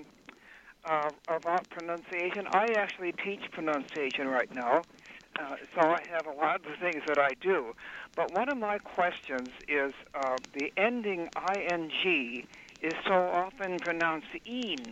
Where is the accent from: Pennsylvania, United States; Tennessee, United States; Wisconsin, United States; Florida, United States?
Wisconsin, United States; Milwaukee; moved away; I'm from Milwaukee originally